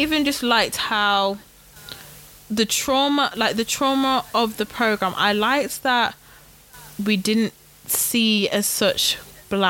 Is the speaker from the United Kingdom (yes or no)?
yes; United Kingdom; I'm British